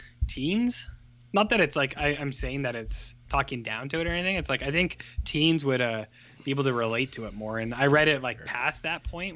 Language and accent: English; Canada